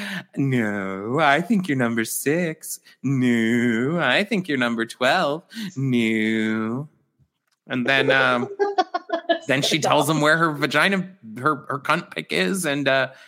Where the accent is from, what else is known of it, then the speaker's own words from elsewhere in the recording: Mesa, Arizona, United States; I grew up in East Mesa, and I like a little more diversity. You know, where I grew up, there was not diversity